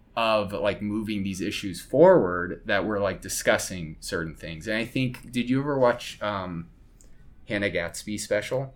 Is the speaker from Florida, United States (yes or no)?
no; Colorado, United States; now in Chicago, United States; I'm not from Chicago. I'm originally from Colorado